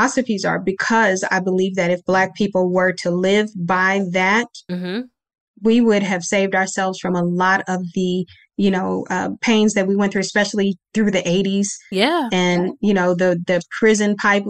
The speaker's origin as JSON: {"language": "English", "town": "Kansas City", "country": "United States", "tie": "born or raised there", "also_born_or_lived": "Ringgold, Louisiana", "said": "they all came to Kansas City when I was a baby, and that's where I was born and raised"}